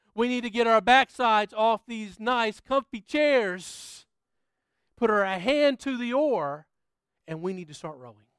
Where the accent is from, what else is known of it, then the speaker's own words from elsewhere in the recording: United States; moved away as an adult; now in Australia; I'm from the States